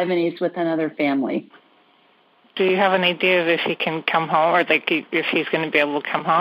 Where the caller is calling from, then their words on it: San Francisco Bay Area, California, United States; I'm calling from the San Francisco Bay Area